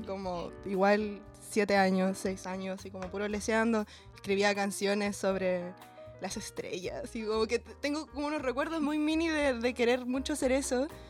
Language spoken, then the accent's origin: Spanish; Talcahuano, Biobío, Chile; moved away as an adult; also born or lived in Chiguayante; now in Santiago, Chile; yo soy de Talcahuano ¿no? Viví en Chihuayante igual como en mi adolescencia, que es una ciudad bastante cerca de Talcahuano, donde llovía caleta cuando era chica